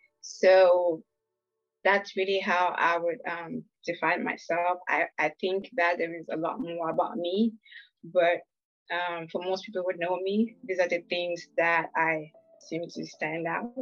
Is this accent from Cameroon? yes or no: yes; Northwest Region, Cameroon; moved away; But originally, I am from Cameroon. I would say precisely from the Northwest Province.